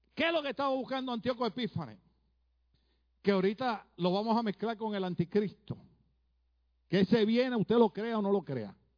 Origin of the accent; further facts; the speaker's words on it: Puerto Rico; moved away as an adult; now in California, United States; En mi país, Puerto Rico